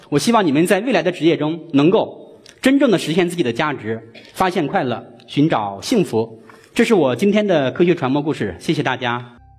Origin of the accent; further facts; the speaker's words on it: China; 用我们中国人的说话